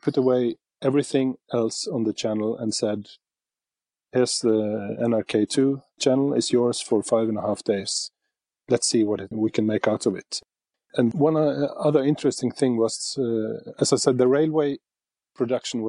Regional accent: Bergen, Vestland, Norway; Bergen, my hometown

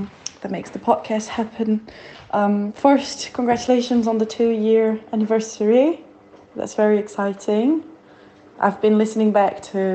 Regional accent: Brazil; first language Portuguese; English is a second language; moved away as an adult; also born or lived in Australia; now in England; I've moved to England almost 3 years ago. I'm Brazilian

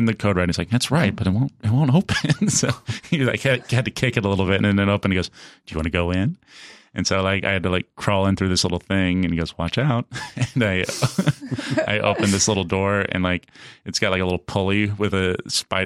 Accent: Kansas City, United States; I'm from Kansas City

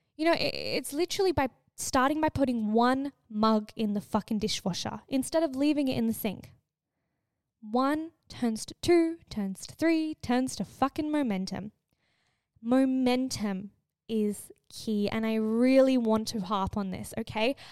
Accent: Australia; growing up in Australia, every kid, I swear, either goes to Bali or on a cruise. I was not that kid

